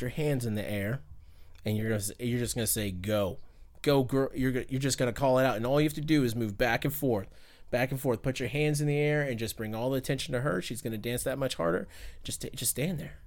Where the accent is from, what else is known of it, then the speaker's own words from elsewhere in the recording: Fayetteville, North Carolina, United States; moved away; I'm from Fayetteville, North Carolina